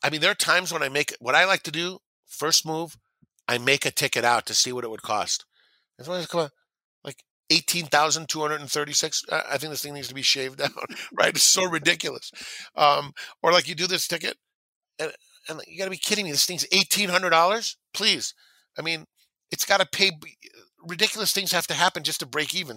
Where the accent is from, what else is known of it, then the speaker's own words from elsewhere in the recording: Southern California, United States; I grew up in Southern California listening to race calls